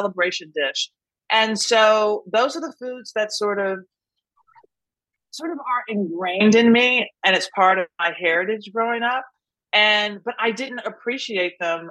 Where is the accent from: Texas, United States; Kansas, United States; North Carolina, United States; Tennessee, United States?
Tennessee, United States; Nashville; I grew up in Nashville